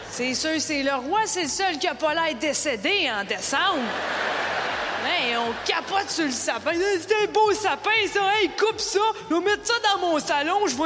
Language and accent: French; Canada; J'ai dit bonsoir, je viens du Canada.